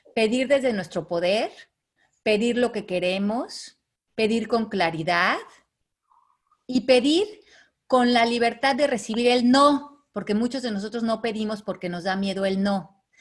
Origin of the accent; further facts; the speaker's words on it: Mexico; los que somos de México